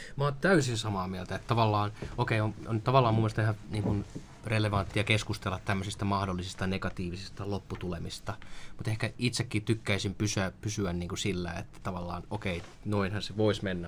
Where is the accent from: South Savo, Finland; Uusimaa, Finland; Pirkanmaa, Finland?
Pirkanmaa, Finland; Orivesi; moved away; also born or lived in Tampere / Helsinki; Mä oon, mä oon syntynyt Orivedellä pienessä kaupungissa tai kylässä.